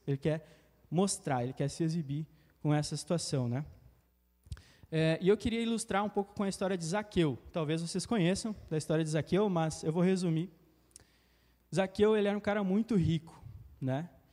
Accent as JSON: {"language": "Portuguese", "town": "Passo Fundo", "region": "Rio Grande do Sul", "country": "Brazil", "moved": "yes", "said": "sou de Passo Fundo, Tchê, e morava com a minha família e tal"}